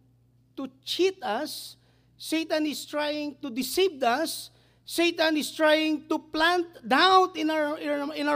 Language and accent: English; Cambodia; English is a second language